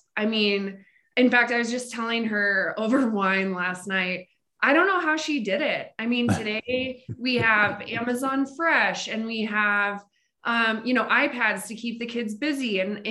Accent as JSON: {"language": "English", "region": "Montana", "country": "United States", "also_born_or_lived": "Colorado", "moved": "yes", "said": "So I'm originally from Montana, actually."}